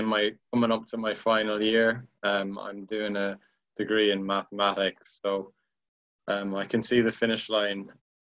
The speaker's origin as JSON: {"language": "English", "country": "Ireland", "tie": "born or raised there", "moved": "yes", "said": "when I was growing up in Ireland, my dad was always like really good at growing"}